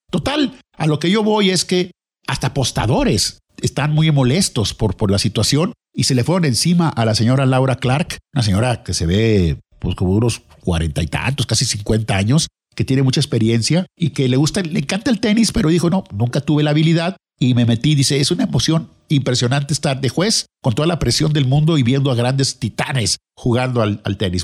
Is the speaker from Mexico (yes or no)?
yes; Lerdo, Durango, Mexico; moved away as an adult; now in Torreón, Mexico; En mi ciudad natal, Ciudad Lerdo, Durango